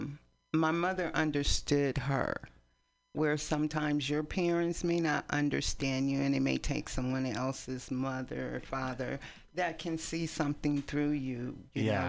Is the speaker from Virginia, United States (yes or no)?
no; East Palo Alto, California, United States; also born or lived in San Francisco; now in Oakland, United States; We grew up in East Palo Alto.